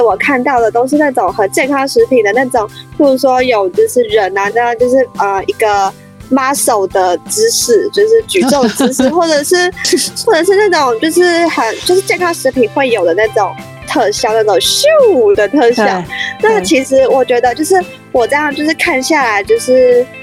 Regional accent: Taipei, Taiwan; 因为我真的是很处在这样的台北人

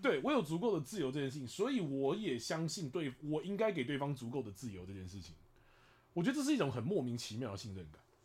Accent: Taipei, Taiwan; 我是台北人，我嗓门大得很

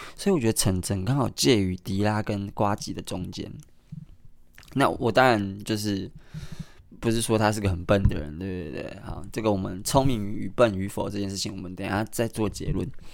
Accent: Kaohsiung, Taiwan; 我是高雄人

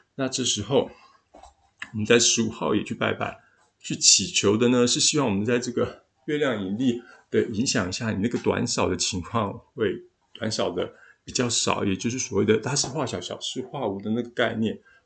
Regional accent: Taiwan; 东方人，也就是我们台湾人

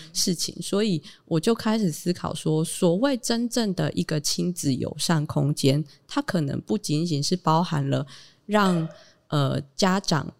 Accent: Taitung County, Taiwan; also born or lived in Taipei; 我是土生土长的台东人

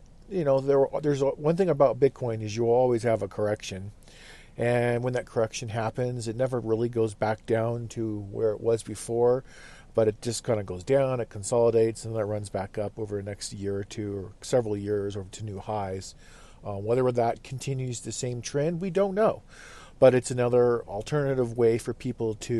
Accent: Fairbanks, Alaska, United States; That's kind of our hometown, our home base. We hail from the Fairbanks general area, interior Alaska.

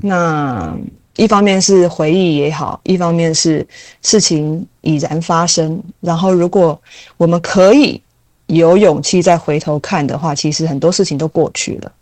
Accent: Taiwan; 我就是土生土长啊

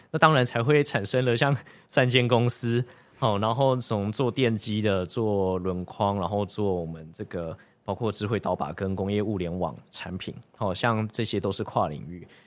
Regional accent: Taichung, Taiwan; 我是台中人

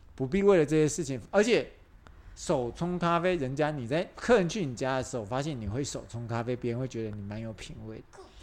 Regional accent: Taiwan; 我们台湾人

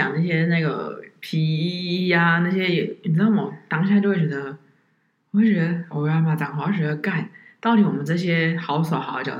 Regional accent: Taiwan; 就跟我们台湾人在你得到癌症的时候，

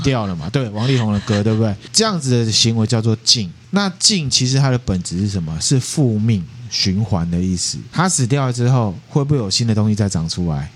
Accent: Taiwan; 我们台湾人

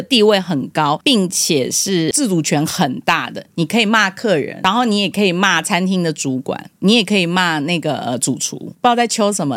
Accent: Taipei, Taiwan; also born or lived in Hong Kong; 我妈生我的时候在香港生，然后一生完之后带来台北

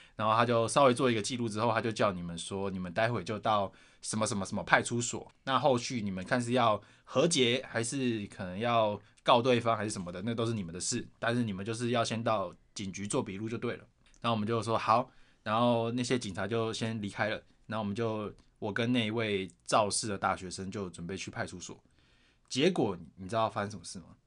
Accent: Taoyuan, Taiwan; 我是桃园人

